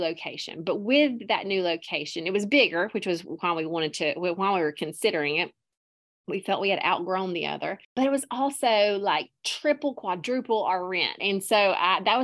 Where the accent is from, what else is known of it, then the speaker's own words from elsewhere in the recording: Prattville, Alabama, United States; I am from Alabama, Prattville, Alabama, born and raised. I'm currently living in the same hometown